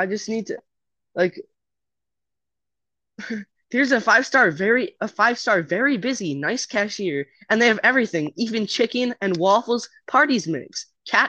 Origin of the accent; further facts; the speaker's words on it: Lodi, United States; I remember growing up in Lodi.